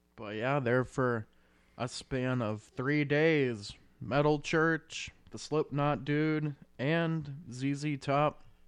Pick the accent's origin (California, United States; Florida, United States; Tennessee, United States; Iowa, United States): Iowa, United States; since we're from Iowa